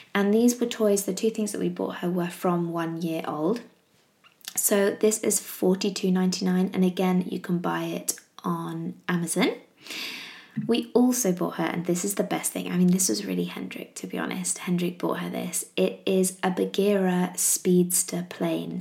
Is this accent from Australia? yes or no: no; England, United Kingdom; I'm English